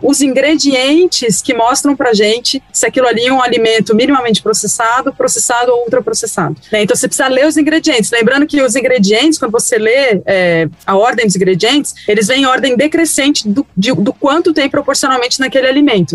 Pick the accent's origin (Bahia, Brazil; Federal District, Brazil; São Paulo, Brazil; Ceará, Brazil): São Paulo, Brazil; Eu sou de São Paulo, amor, eu falo bolacha